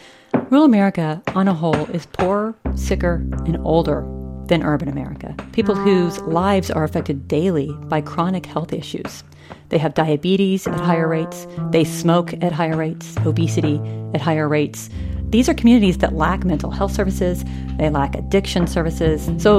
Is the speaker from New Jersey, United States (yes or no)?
no; southeastern Kansas, United States; moved away; So you fly into Kansas City, and you drive 2 hours south, and you hit Fort Scott. You drive another hour south, and you hit my hometown.